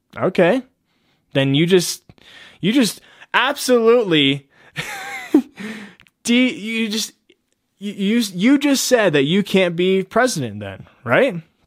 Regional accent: United States; we are as Americans

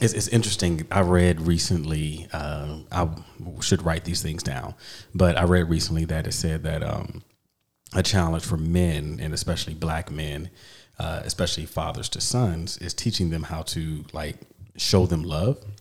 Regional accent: East Coast, United States; I grew up on the East Coast

